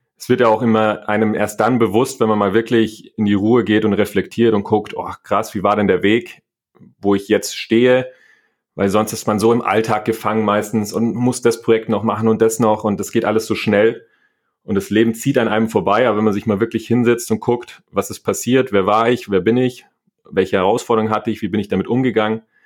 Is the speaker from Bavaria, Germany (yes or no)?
yes; Niederviehbach, Bavaria, Germany; Ich bin auf dem Land groß geworden, in Niederviehbach, ähm, da wo die Hurberburm herkommen, also so ein kleines Dorf